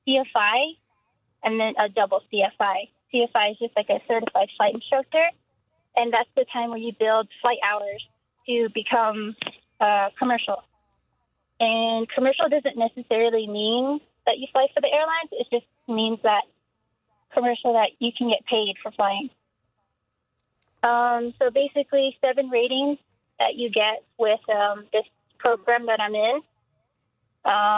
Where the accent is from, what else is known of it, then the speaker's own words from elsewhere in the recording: Window Rock, Arizona, United States; moved away as an adult; now in Phoenix, United States; I come from Window Rock, Arizona. So that's on the Navajo Nation. And I'm Navajo